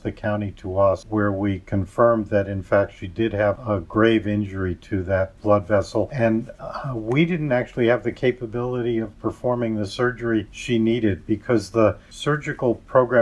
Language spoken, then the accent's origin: English; New York, United States; I grew up in New York